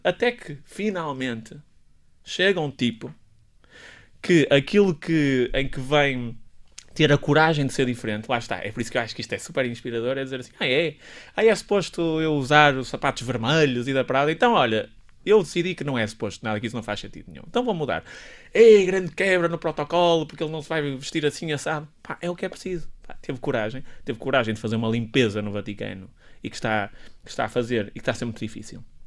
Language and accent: Portuguese; Santo Tirso, Norte, Portugal; accent: northern; moved away as an adult; also born or lived in Lisbon; Eu sou extremamente orgulhoso de ser do Norte e de ser tircense